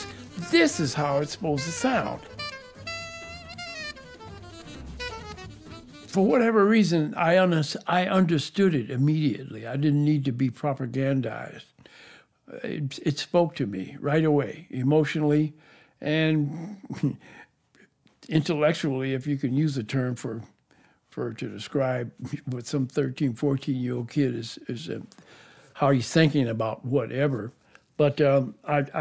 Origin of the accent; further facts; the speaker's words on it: Detroit, Michigan, United States; also born or lived in Joplin, Missouri; After that, I moved to Detroit with my mom.